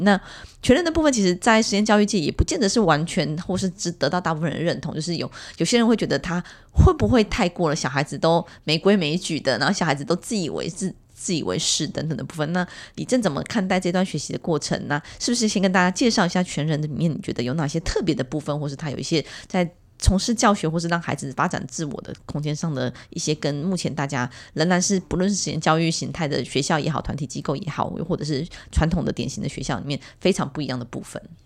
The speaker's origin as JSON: {"language": "Chinese", "region": "Miaoli County", "country": "Taiwan", "tie": "born or raised there", "said": "我们苗栗有一所这么知名的学校"}